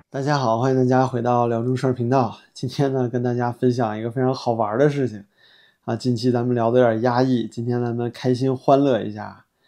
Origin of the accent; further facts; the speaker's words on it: China; 我作为一个中国大陆的中国人